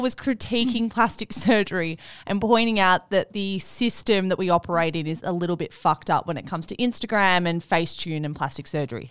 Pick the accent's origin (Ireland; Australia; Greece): Australia; as an Australian